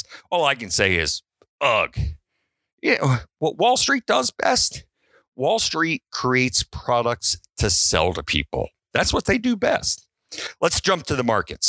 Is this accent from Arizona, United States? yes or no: no; Baltimore, Maryland, United States; I was raised in Baltimore